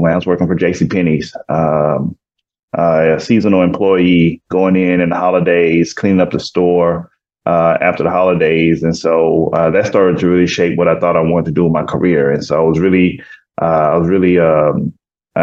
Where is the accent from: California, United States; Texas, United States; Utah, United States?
Texas, United States; Houston; moved away as an adult; also born or lived in Kansas; now in Arizona, United States; I'm originally from Houston, Texas. Grew up in Houston.